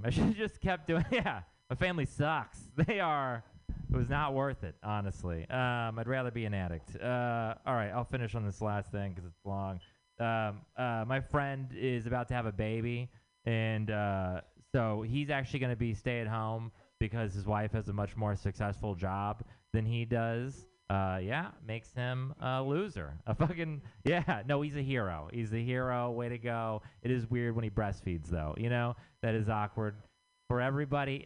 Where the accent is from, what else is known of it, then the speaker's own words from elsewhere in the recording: Texas, United States; moved away; I'm from Texas